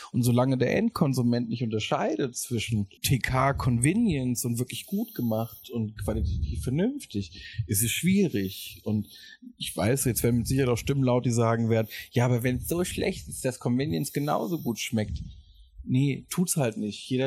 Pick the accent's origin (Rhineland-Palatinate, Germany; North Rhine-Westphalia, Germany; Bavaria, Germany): Rhineland-Palatinate, Germany; Mainz; das ist so ein bisschen halt irgendwie Mainz, meine Heimat.